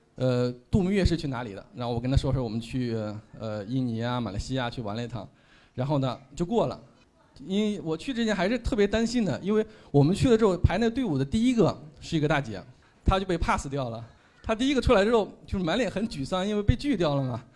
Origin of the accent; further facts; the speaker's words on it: Henan, China; 我是北方人啊，我老家是河南的